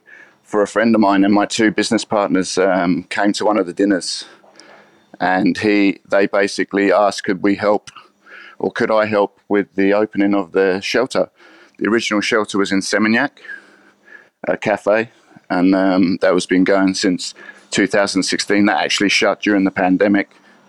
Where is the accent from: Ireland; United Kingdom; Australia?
United Kingdom; East of England; So I'm from England, from Essex, and I was very lucky as a kid.